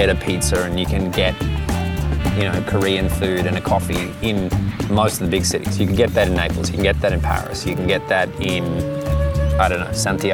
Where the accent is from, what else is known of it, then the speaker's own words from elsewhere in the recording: Canberra, Australian Capital Territory, Australia; now in Melbourne, Australia; I'm from Canberra and I had to go back to Canberra for part of this year